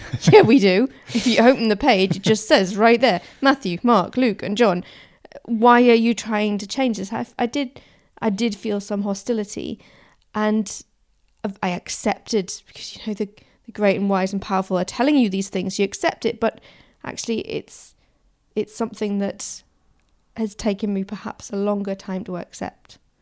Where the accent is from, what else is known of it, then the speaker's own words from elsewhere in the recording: Newcastle upon Tyne, North East England, United Kingdom; moved away; I grew up in Newcastle